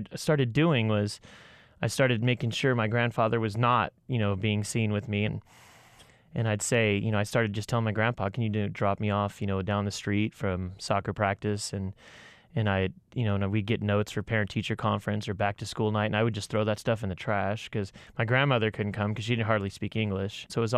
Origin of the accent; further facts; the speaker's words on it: California, United States; also born or lived in Falmouth, Maine; and I'm a 43-year-old white male from Falmouth, Maine. I grew up in Southern California in a mixed racial family.